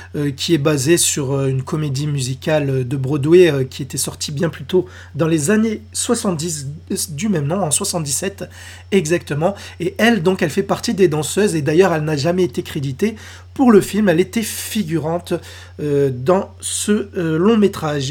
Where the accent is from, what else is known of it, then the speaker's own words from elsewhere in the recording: France; chez nous, en France